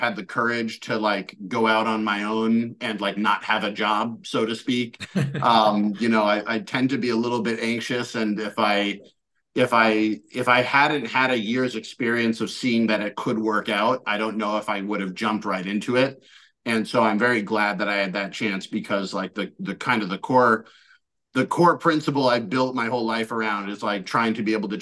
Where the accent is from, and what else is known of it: United States; moved away as an adult; also born or lived in China